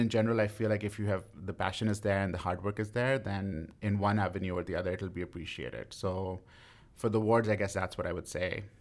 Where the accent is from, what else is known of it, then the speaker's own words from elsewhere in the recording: West Bromwich, West Midlands, United Kingdom; moved away; I grew up in a small town called West Bromwich in the West Midlands